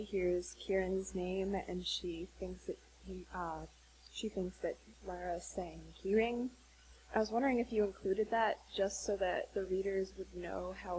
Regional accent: Ellicott City, Maryland, United States; from Ellicott City, Maryland.

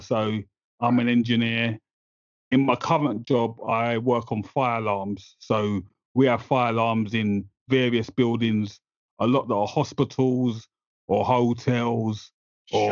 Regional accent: London, United Kingdom; now in Essex, United Kingdom; So I grew up in East London, but then I moved out to Essex

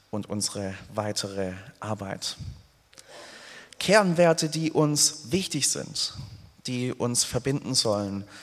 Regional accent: Hemmingen, Baden-Württemberg, Germany; Ich habe sieben Jahre hinweg in einem Musikverein im Spielmanns- und Fanfarenzug in meinem Heimatort Hemmingen gespielt, Querflöte gespielt.

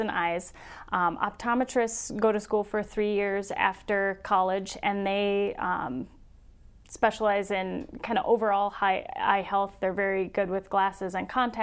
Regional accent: Sioux Falls, South Dakota, United States; I'm in Sioux Falls, South Dakota, and I'm originally from Sioux Falls, so I'm very happy to be back home.

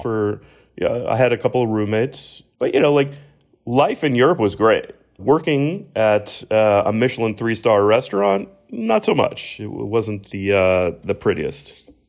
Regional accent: Miami, Florida, United States; watching Miami grow has been, you know, one of the, the proud sort of hometown feels for me

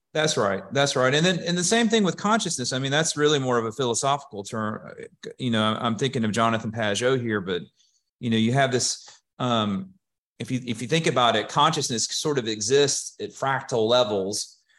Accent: Hueytown, Alabama, United States; I am from the Birmingham area. I actually grew up in Huey Town and, uh, went to high school there.

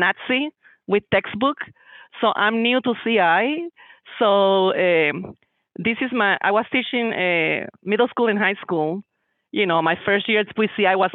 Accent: Daphne, Alabama, United States; I'm from Daphne, Alabama.

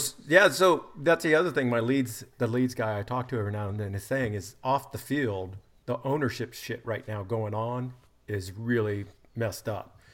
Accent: United States; I'm an American

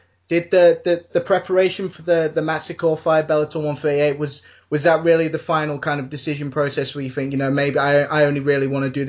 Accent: Nottingham, East Midlands, United Kingdom; I'm from Nottingham, yes. I was born in this area.

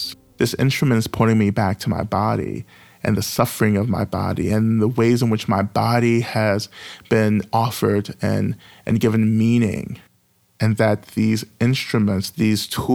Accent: North Georgia, United States; moved away as an adult; now in Atlanta, United States; I grew up in the South in North Georgia. I've just recently relocated back to Atlanta

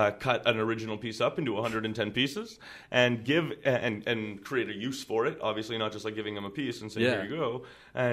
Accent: Toronto, Ontario, Canada; moved away; also born or lived in Calgary; I'm originally from Toronto

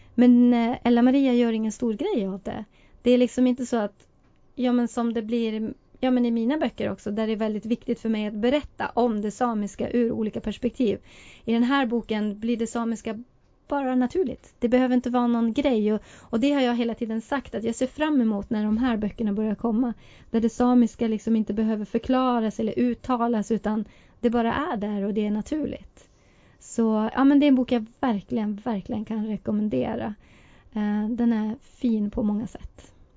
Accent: Kiruna, Norrbotten County, Sweden; man kunde vara så utsatt när man växte upp i Kiruna på 70 och 80-talet när man var same

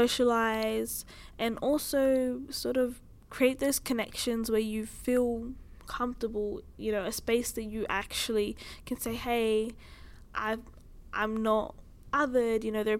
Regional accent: Australia; I don't feel as if I am Australian. Like, yeah, my passport is Australian. I grew up here. The family that I do know is here in Australia.

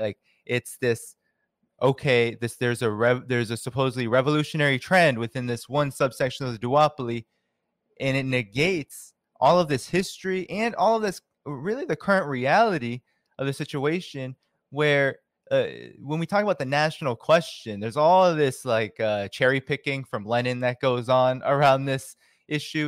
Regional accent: Boston, Massachusetts, United States; I grew up in Boston

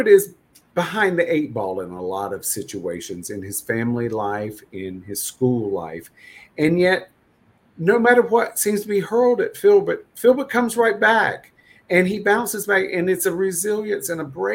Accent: North Carolina, United States; I grew up in North Carolina.

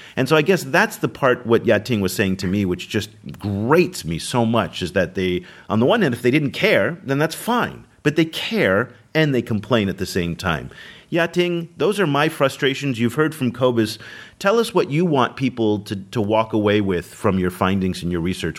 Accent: United States; now in Vietnam; here I am as an American living and working in Vietnam

